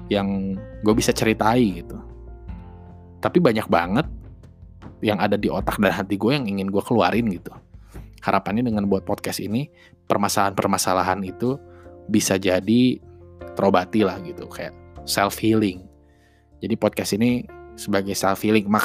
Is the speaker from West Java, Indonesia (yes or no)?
yes; Bandung, West Java, Indonesia; gue asli Bandung orang Sunda asli jadi kalau misalkan masih terdengar cengkoknya